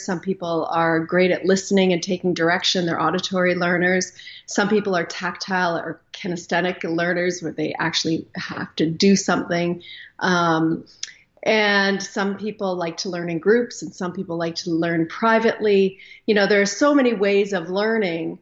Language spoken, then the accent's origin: English; Canada; I am Canadian, live up here just north of Minnesota.